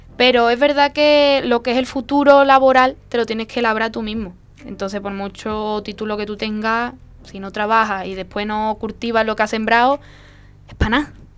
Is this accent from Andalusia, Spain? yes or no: yes; La Lantejuela, Andalusia, Spain; Yo soy de la Antejuela, cerquita de, Dosuna